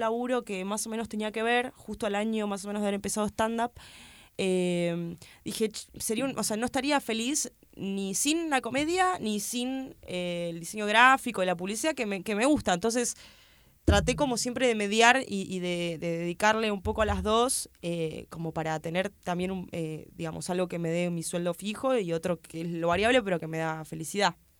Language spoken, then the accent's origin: Spanish; Argentina; yo soy de Argentina